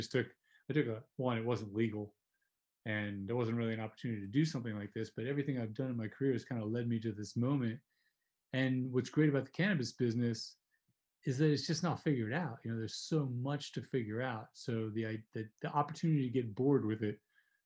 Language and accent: English; New Jersey, United States; New Jersey where I grew up